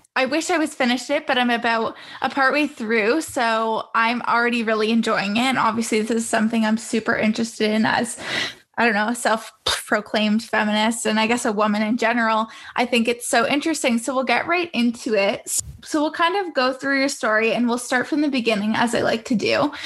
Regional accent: Toronto, Ontario, Canada; growing up in Canada, I'm not sure if you visited Canada before, but I would consider where I grew up in the GTA, Greater Toronto area

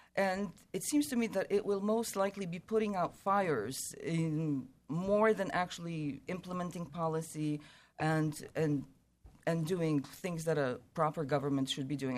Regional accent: United States; we're American

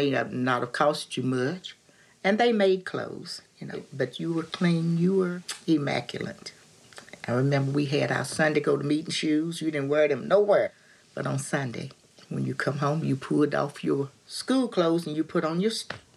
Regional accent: West Virginia, United States; my hometown in West Virginia

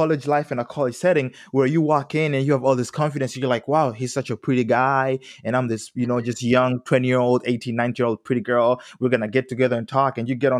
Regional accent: Tanzania; moved away; I'm originally from Tanzania, East Africa.

